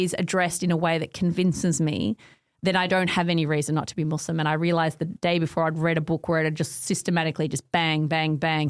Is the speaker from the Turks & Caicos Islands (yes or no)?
no; Nunawading, Victoria, Australia; also born or lived in Montrose / Heathmont; I grew up out in Ngunnawadi.